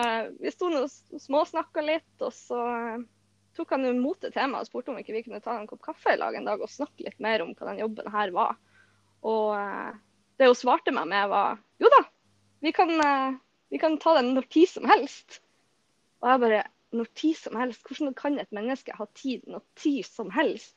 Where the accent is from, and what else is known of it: Bodø, Nordland, Norway